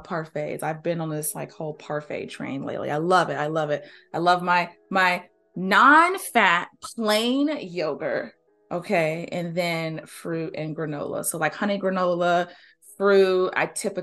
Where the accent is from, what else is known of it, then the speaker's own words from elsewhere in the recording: the South, United States; I'm from the South, you know, born and raised